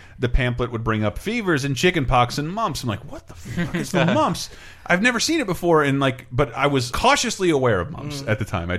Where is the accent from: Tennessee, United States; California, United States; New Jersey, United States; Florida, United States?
Florida, United States; Tallahassee; moved away; I grew up in Tallahassee, Florida, near the University FAMU, the oldest historically black university